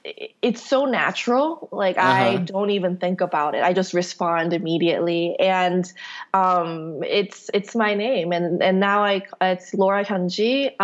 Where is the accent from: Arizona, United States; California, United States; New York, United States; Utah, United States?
California, United States; Palo Alto; born there; I was born in Palo Alto, actually, but my folks are in Korea now.